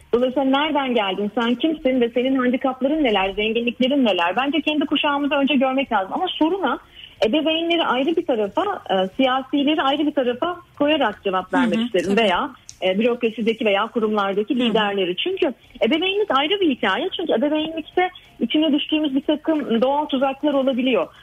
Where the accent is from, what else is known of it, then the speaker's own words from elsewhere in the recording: Ankara, Turkey; benim gençliğimi geçirdiğim Ankara'da geçti benim e, çocukluğum ve gençliğim.